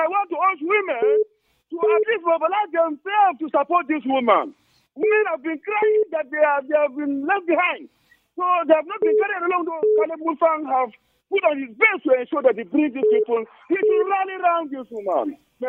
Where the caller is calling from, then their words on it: Angwan Rukuba, Plateau, Nigeria; I'm calling from Angwarukuba this evening.